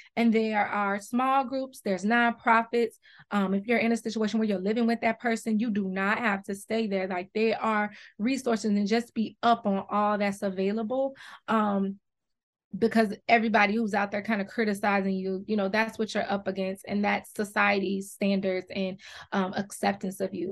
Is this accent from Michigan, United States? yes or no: yes; Detroit, Michigan, United States; also born or lived in Atlanta, Georgia; I grew up half here in Detroit and half in Atlanta